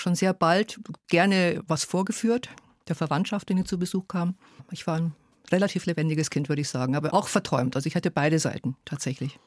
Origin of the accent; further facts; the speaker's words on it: Germany; first language Hungarian; German is a second language; also born or lived in Hungary; Also ich habe dann in der Schule und Kindergarten hat ganz schnell Deutsch übernommen, aber zunächst mal haben wir in der Familie Ungarisch gesprochen